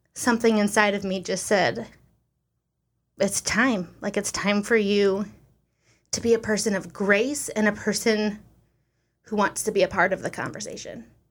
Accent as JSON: {"language": "English", "country": "United States", "said": "I'm American"}